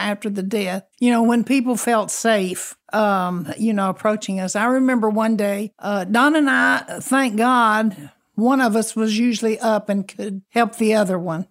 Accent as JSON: {"language": "English", "town": "Harlingen", "region": "Texas", "country": "United States", "tie": "born or raised there", "said": "I'm from Harlingen, Texas"}